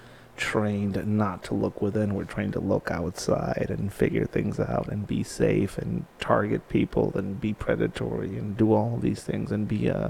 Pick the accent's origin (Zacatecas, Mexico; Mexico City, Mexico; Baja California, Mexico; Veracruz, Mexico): Baja California, Mexico; Tijuana; I grew up skateboarding in Tijuana, didn't have a lot.